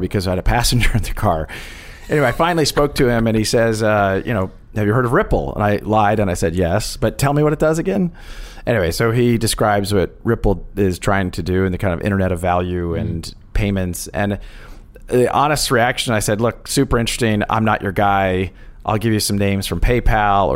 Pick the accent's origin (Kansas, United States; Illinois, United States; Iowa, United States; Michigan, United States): Kansas, United States; I grew up actually in the Midwest in Kansas